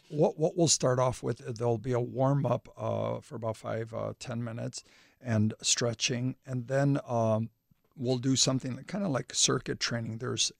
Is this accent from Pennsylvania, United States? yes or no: no; Illinois, United States; I grew up in the River West area, and back in the 80s, there was a lot of gang violence and that.